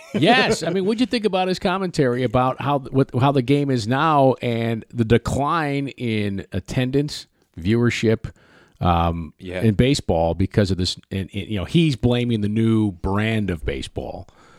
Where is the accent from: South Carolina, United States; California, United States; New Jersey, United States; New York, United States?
New York, United States; And when I was a kid, growing up in Central New York, you got one game a week, right?